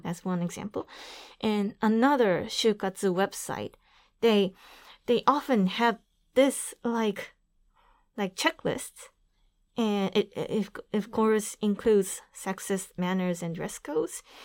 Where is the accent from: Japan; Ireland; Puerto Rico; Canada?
Japan; Aichi; also born or lived in New York; I'm from Aichi Prefecture